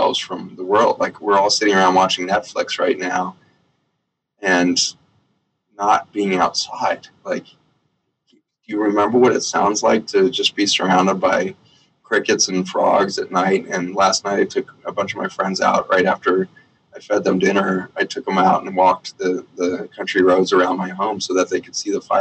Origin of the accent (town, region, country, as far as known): United States